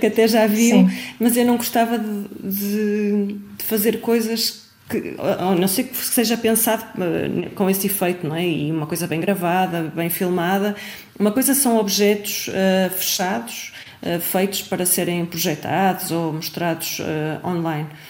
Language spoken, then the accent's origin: Portuguese; Braga, Norte, Portugal; de Braga, de onde eu sou